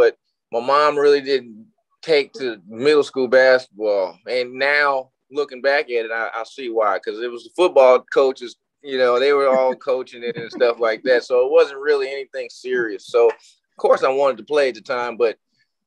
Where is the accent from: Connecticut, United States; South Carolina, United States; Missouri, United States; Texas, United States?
Texas, United States; I was a kid from Texas